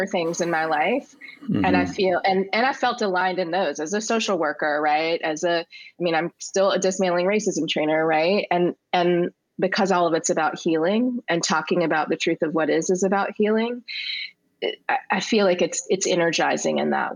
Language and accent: English; Richmond, Virginia, United States; I'm from Richmond